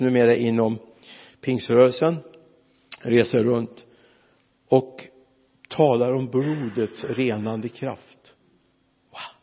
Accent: Mariestad, Västra Götaland, Sweden; Vi hade 16 mil hemifrån Mariestad

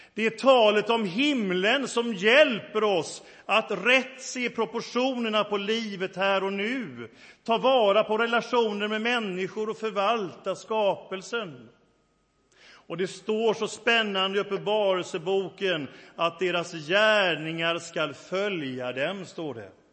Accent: Sweden; moved away as an adult; also born or lived in England / France / Africa; jag är stolt över mitt hemland, tacksam för vårt land där jag är uppväxt

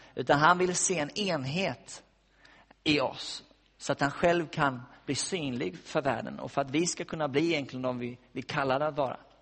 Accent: West Coast, Sweden; moved away; jag har varit hemma på västkusten där jag kommer ifrån

